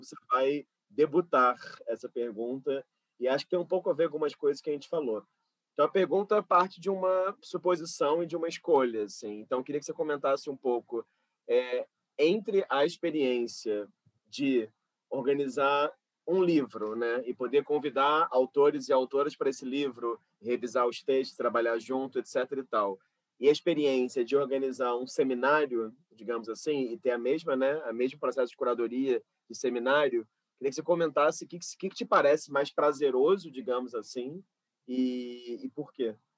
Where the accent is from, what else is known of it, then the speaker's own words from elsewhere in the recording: Rio de Janeiro, Brazil; do meu bairro onde eu fui criado, né? Jacarepaguá, no Rio de é? Janeiro.